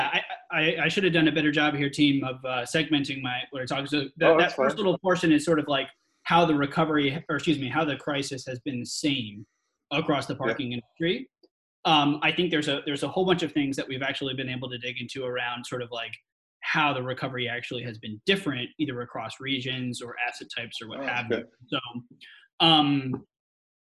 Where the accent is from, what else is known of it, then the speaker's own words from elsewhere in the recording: New York City, New York, United States; now in San Francisco, United States; I was born in Manhattan